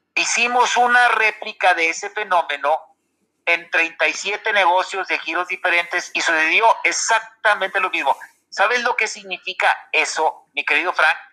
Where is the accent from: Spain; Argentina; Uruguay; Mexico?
Mexico; antes de ser sanpetrinos somos mexicanos